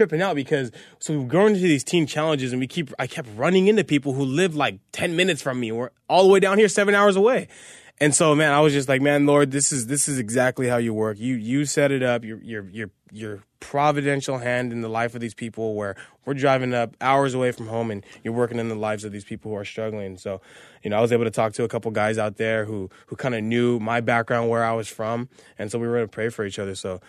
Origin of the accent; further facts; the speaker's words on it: Azusa, California, United States; And this lady's like, where are you from? I'm like, oh, I grew up in Azusa. I live in Azusa.